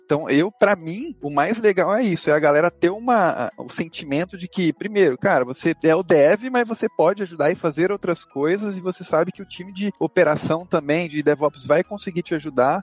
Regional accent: interior of Mato Grosso do Sul, Brazil; moved away as an adult; now in São Paulo, Brazil; E eu sou do interior do Mato Grosso do Sul. E aí depois que eu me formei, eu vim para São Paulo

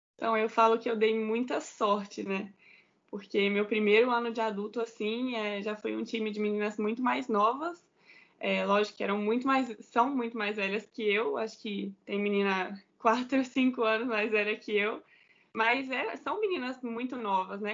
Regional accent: Belo Horizonte, Minas Gerais, Brazil; now in Barueri, Brazil; sou mineira de Belo Horizonte, Belo Horizonte. Comecei jogando no Minas Tênis Clube

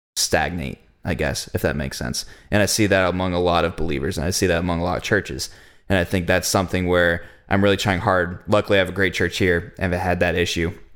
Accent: United States; As an American church

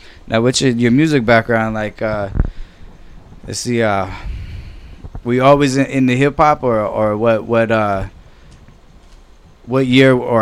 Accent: Norwalk, California, United States; I grew up in Norwalk the whole time

